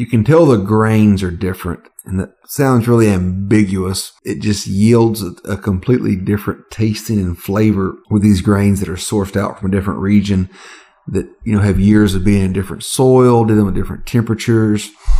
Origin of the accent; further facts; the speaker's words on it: below the Mason-Dixon line, the South, United States; I didn't grow up above the Mason-Dixon line.